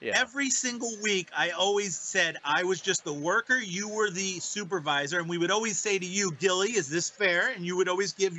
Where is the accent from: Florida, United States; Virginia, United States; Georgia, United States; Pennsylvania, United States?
Pennsylvania, United States; Pittsburgh; you're taking a shot at my hometown club.